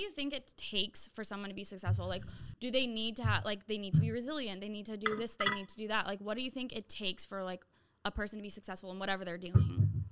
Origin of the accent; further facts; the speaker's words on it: Santa Rosa, California, United States; moved away as an adult; I moved back to my hometown